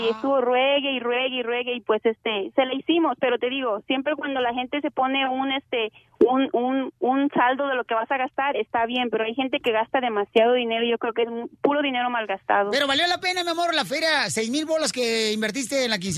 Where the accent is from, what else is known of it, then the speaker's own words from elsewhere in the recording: Honduras; Honduras. Soy hondureña. Arriba Honduras.